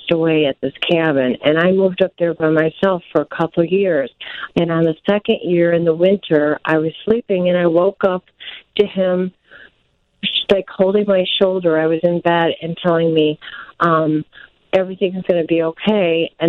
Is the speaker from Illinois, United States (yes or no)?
yes; northern Illinois, United States; moved away as an adult; also born or lived in Wisconsin; from Illinois, from northern, northern Illinois, and I moved up to Wisconsin um, about an hour north of Green Bay.